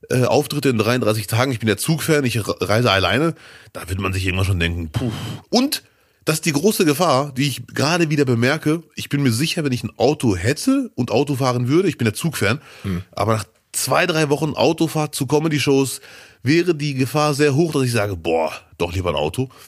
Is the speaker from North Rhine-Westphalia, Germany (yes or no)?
yes; Cologne, North Rhine-Westphalia, Germany; als Kölner diese Saison ist wirklich bitter.